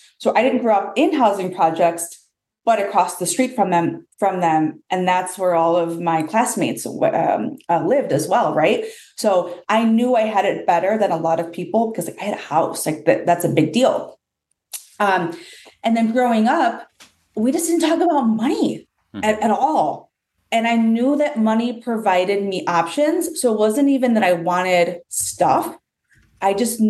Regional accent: Chicago, Illinois, United States; I am born and raised in Chicago

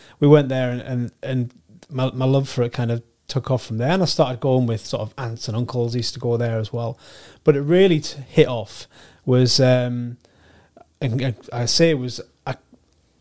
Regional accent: Sunderland, North East England, United Kingdom; I was born and raised in, I was raised in Roker

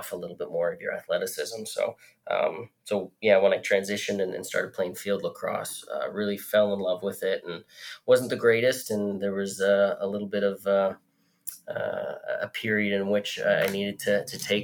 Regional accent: Canada; accent: Canadian; moved away as an adult; now in Lynchburg, United States; growing up in Canada

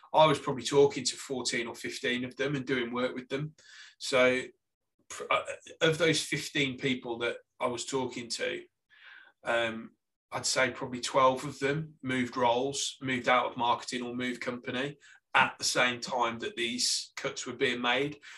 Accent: Lichfield, West Midlands, United Kingdom; accent: Staffordshire; moved away as an adult; also born or lived in Stoke-on-Trent / Australia; now in Salisbury, United Kingdom; I, am originally from Lichfield, which is actually in Staffordshire

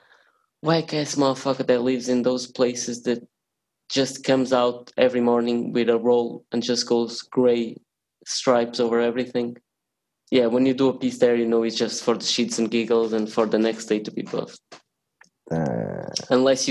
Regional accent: Portugal; I was born in Portugal.

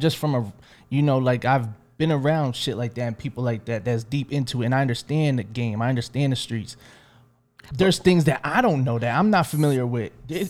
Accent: Philadelphia, Pennsylvania, United States; Like, yeah, I'm from Philly. Like, we got more murders than y'all in Chicago.

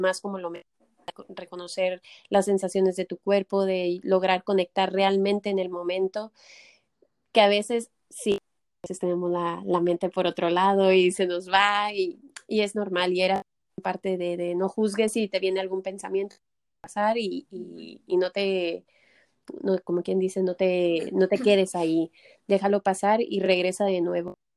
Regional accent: Mexico; moved away as an adult; now in Barcelona, Spain; yo soy mexicana, pero ya llevo 10 años, 11 aquí en Barcelona

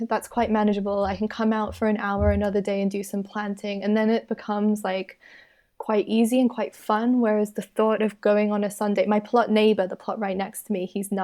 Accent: Australia; moved away; I'm from Australia.

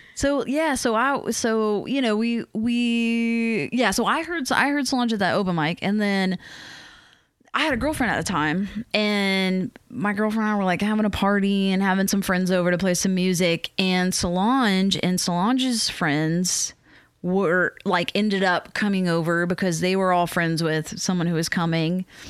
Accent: Matthews, North Carolina, United States; moved away as an adult; also born or lived in Richmond, Virginia / West Coast; I'm from the South. Like, I grew up in North Carolina, and then next I lived in Virginia, in Richmond

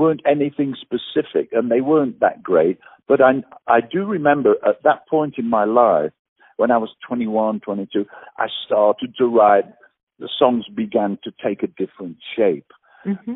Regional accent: England, United Kingdom; moved away; also born or lived in Australia; I'm English

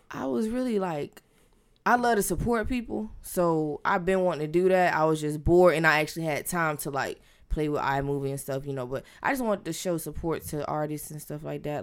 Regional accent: Tampa, Florida, United States; I am from Tampa, Florida, um, born and raised

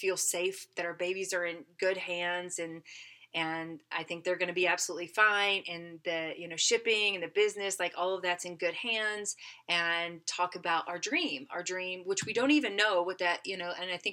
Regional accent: Tennessee, United States; We grew up in Tennessee

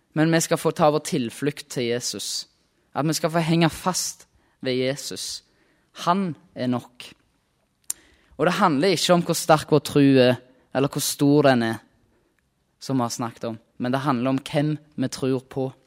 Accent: Rennesøy, Rogaland, Norway; Kommer fra Rogaland, på ei øy som heter Rennesøy.

